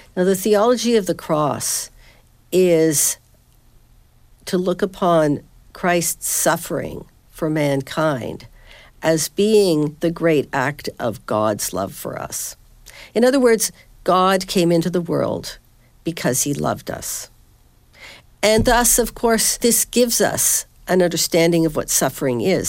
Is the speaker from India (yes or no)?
no; Southern Ontario, Canada; moved away as an adult; also born or lived in Halifax, Canada; now in Northern Virginia, United States; I teach at Patrick Henry College in Northern Virginia, but I'm originally from Southern Ontario